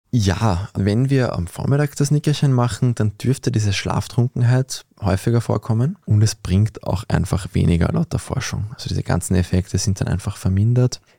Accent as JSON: {"language": "German", "country": "Austria", "said": "Bei uns in Österreich"}